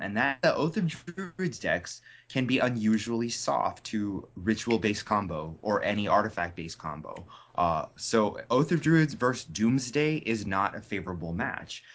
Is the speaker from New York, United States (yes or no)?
no; Wilkes-Barre, Pennsylvania, United States; my hometown of Wilkes-Barre, which is the Diamond City.